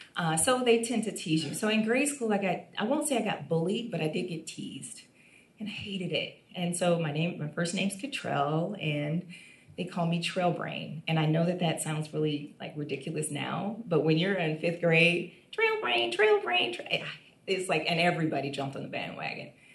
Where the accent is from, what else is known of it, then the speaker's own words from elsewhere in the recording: Toledo, Ohio, United States; I'm from Toledo, Ohio, and I'm the youngest.